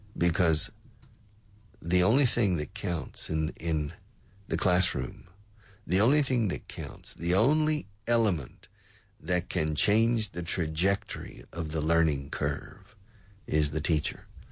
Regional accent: the South, United States; moved away; I grew up in the South

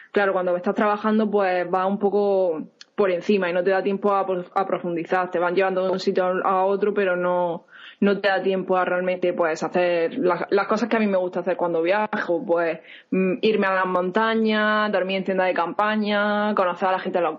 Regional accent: Spain; now in United States; Pues yo soy española, aunque llevo prácticamente un año viviendo en Estados Unidos.

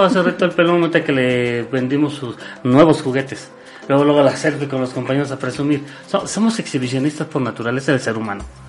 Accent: Mexico

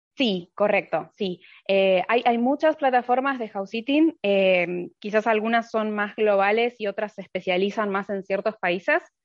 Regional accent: Argentina; moved away as an adult; also born or lived in Buenos Aires; now in Finland; hace tres años que, que me fui de Argentina

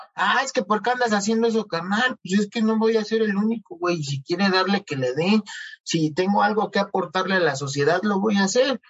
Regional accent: Coacalco, State of Mexico, Mexico; soy un pobre de Cuacalco

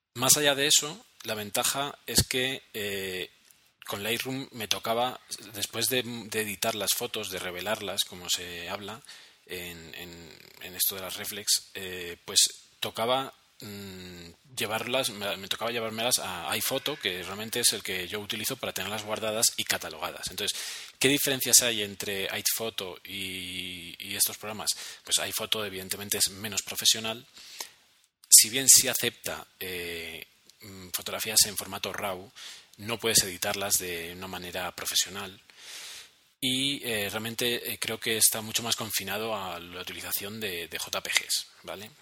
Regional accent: Spain; now in Bogotá, Colombia; llegamos los españoles aquí a, América

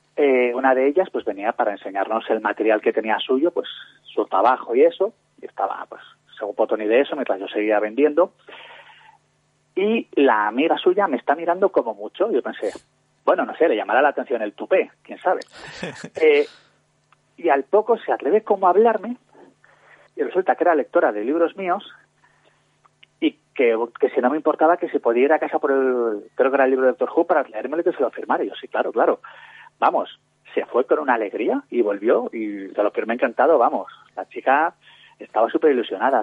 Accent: Valladolid, Castile and León, Spain; yo soy de Valladolid

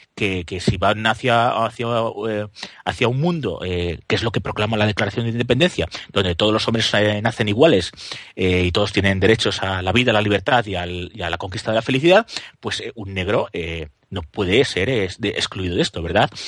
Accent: Guadalajara, Castilla-La Mancha, Spain; tan español como yo que soy de Guadalajara

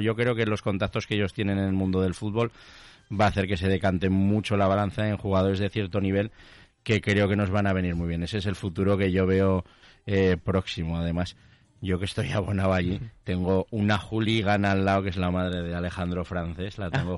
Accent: Tarazona, Aragon, Spain; soy de Tarazona

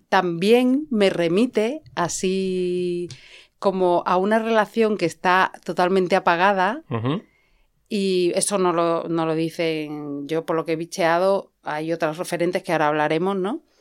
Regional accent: Madrid, Community of Madrid, Spain; Sí, pero yo soy ochentera. Me crié en Madrid

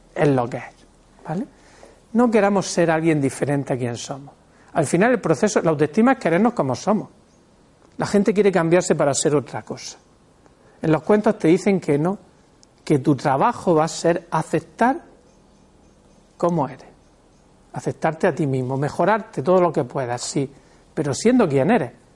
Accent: Spain; somos españoles

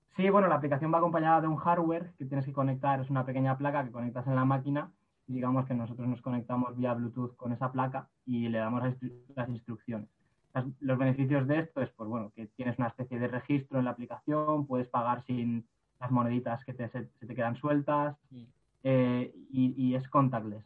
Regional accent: Villarreal, Valencian Community, Spain; yo soy de, de Villarreal

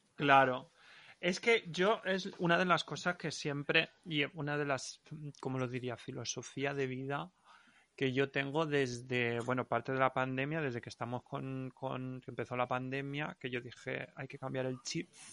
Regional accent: Valencian-speaking area, Valencian Community, Spain; accent: Valencian; first language Valencian; Spanish is a second language; me expreso muchísimo mejor en, valenciano. Mm. Porque es mi lengua materna.

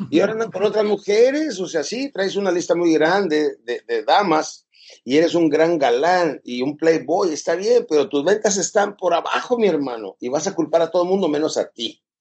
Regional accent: Chihuahua, Mexico; now in El Paso, United States; Pues este, yo soy originalmente de México, de Chihuahua. A los 13 años me cruzaba a El Paso, Texas, que es Estados Unidos de Norteamérica.

